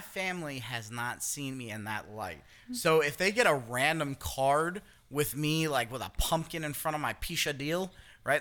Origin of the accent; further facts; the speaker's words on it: New York, United States; I'm the New Yorker